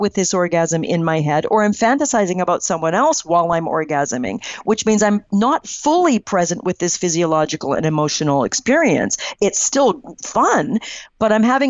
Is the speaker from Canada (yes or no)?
yes; Canada; I'm Canadian